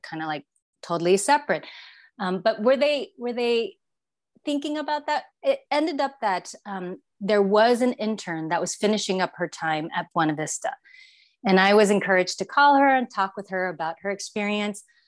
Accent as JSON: {"language": "English", "country": "Taiwan", "tie": "born or raised there", "moved": "as an adult", "lives_now": "Bay Area, United States", "said": "I grew up in Taiwan and, and came to the States um, after high school"}